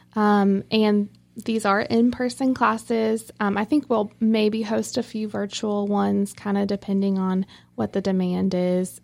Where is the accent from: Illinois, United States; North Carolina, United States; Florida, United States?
North Carolina, United States; Rocky Mount; also born or lived in Youngsville, North Carolina; I'm originally from Rocky Mount, um, which is, you know, very close to here. Um, but that's where I was born and raised.